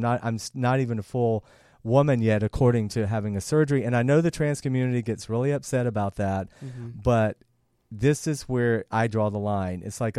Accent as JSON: {"language": "English", "region": "the South", "country": "United States", "said": "And I'm from the South. I can say that."}